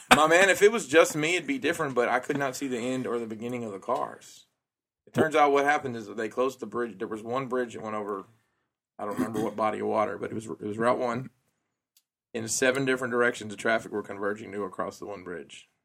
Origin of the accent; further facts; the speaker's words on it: Alabama, United States; moved away; I'm from Alabama.